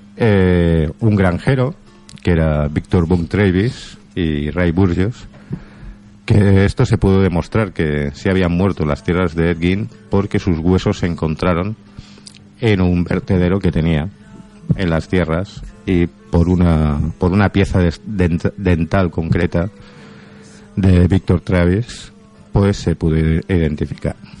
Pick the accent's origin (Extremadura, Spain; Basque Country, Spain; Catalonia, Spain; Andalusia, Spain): Catalonia, Spain